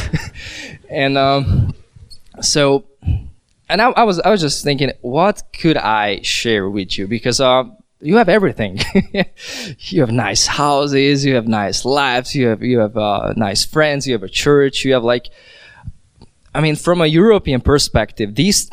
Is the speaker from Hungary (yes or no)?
yes; Hungary; moved away as an adult; also born or lived in Vienna, Austria; I'm from Hungary, but I lived in Vienna, in Austria, in a couple past years.